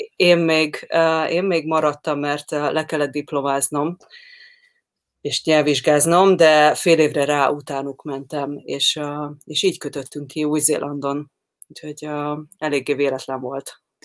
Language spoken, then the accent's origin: Hungarian; Hungary; moved away as an adult; én Magyarországon nőttem fel